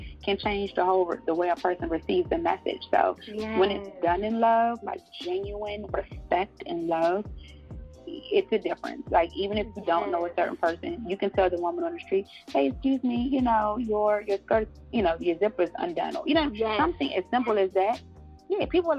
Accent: Prince George's County, Maryland, United States; also born or lived in North Carolina; born there, but raised in the DMV area. So I'm a little bit of both.

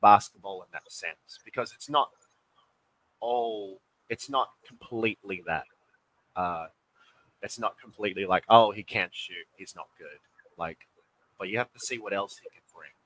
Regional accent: Western Australia, Australia; moved away as an adult; also born or lived in Georgia, United States; now in Philippines; We're both born in Australia, uh, born and raised

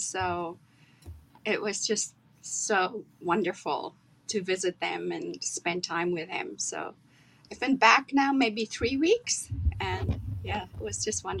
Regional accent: Rustenburg, North West, South Africa; You know, it was really wonderful. It was a small little town. At that point in time, it wasn't even listed on the map.

